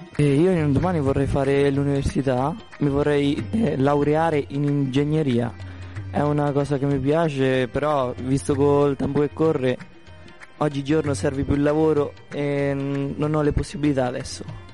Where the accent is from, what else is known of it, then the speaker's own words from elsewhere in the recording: Italy; also born or lived in Pakistan; in Italia sono venuto da molto piccolo, eh, avevo sei anni